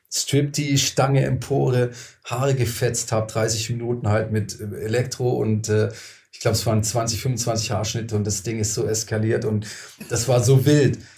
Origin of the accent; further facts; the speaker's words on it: Lustenau, Vorarlberg, Austria; Da habe ich gesagt, hey, ich komme aus Lustenau, nicht Berlin, da kommt dann keiner mehr.